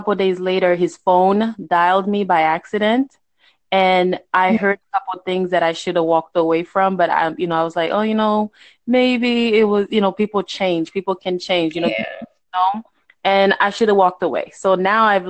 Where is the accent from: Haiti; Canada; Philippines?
Haiti; now in United States; I'm in the United States, and even because I'm from Haiti. Like, I was born in Haiti